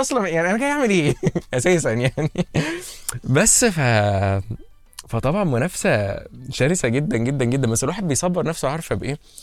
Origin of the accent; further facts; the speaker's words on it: Egypt; احنا كمصريين